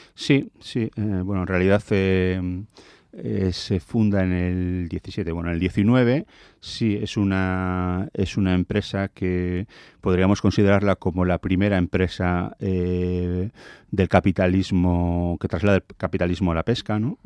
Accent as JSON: {"language": "Spanish", "region": "Basque Country", "country": "Spain"}